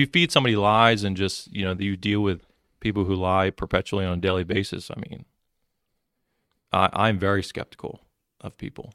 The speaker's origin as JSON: {"language": "English", "town": "Mullica Hill", "region": "New Jersey", "country": "United States", "tie": "born or raised there", "said": "I grew up in Mullica Hill area"}